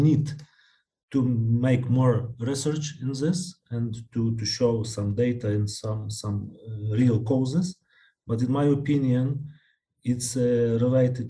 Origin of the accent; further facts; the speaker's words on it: Lviv, Lviv Oblast, Ukraine; I'm a psychiatrist from Lviv.